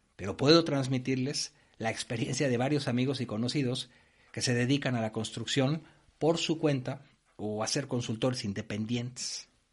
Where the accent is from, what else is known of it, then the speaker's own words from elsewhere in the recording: Mexico; moved away as an adult; now in Spain; Yo he trabajado en obras tanto en México, de donde soy originario, como en España, donde ahora vivo